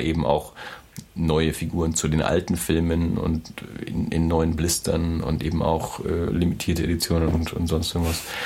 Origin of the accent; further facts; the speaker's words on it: Erlangen, Bavaria, Germany; ich bin ja in Erlangen aufgewachsen